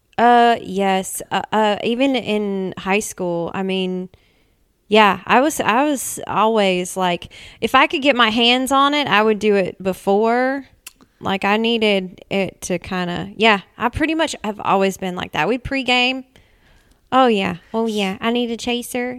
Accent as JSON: {"language": "English", "town": "Nashville", "region": "Tennessee", "country": "United States", "tie": "born or raised there", "also_born_or_lived": "Mount Juliet, Tennessee", "said": "I was born and raised in Nashville."}